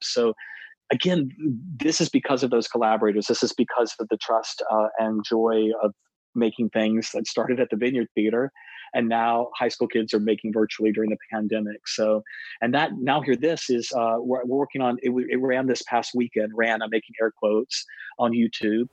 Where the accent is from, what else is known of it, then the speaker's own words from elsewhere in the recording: East Coast, United States; growing up on the East Coast